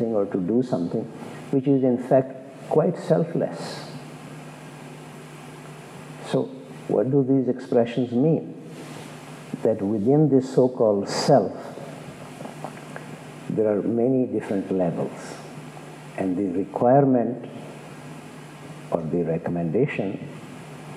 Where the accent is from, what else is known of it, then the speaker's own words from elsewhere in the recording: India; as an Indian